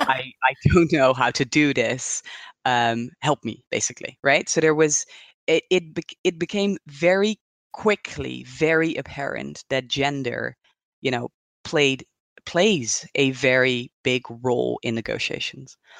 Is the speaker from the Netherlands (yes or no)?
yes; Netherlands; moved away as an adult; also born or lived in Hong Kong; now in Switzerland; I'm originally from the Netherlands